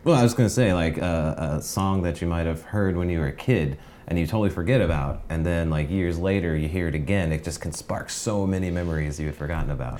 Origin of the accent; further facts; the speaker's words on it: North Carolina, United States; moved away as an adult; now in Hawaii, United States; I grew up on the East Coast, uh, North Carolina